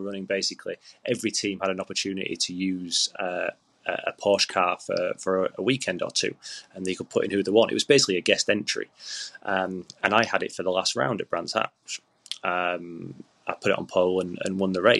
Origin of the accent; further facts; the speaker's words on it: Yorkshire and the Humber, United Kingdom; I'm a Yorkshireman